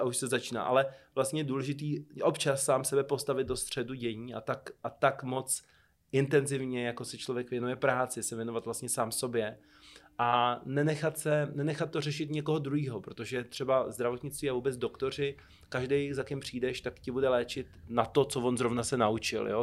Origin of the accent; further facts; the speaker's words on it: Czechia; jsem se asi po čtyřech letech dostal jako první Čech